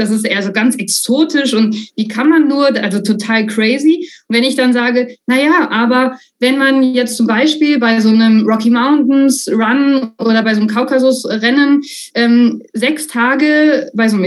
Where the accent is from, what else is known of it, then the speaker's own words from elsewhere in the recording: North Rhine-Westphalia, Germany; Also ich, ich komme aus dem, aus dem Sauerland ähm, und, und da dachte dann, naja, also wenn ich schon die 800 Kilometer in die Alpen fahre